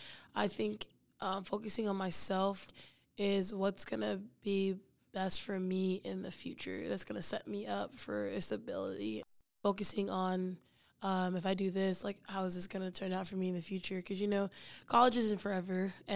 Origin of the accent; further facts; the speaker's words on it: Texas, United States; moved away as an adult; I was like, oh, I'm new to New Mexico. I was like, I was from Texas, new to New Mexico.